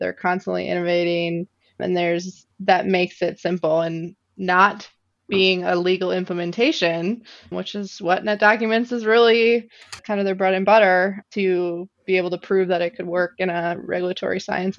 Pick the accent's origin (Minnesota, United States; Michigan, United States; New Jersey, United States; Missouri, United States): Minnesota, United States; also born or lived in Iowa; Yes. Yep. I grew up just outside of the Twin Cities, moved to northern Minnesota in high school, and then was down in Iowa for the last 13 years, went down there for college and stuck around for a while.